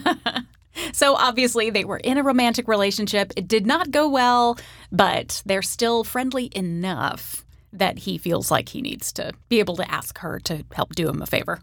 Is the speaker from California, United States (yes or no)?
yes; Sacramento, California, United States; one of the stars of my hometown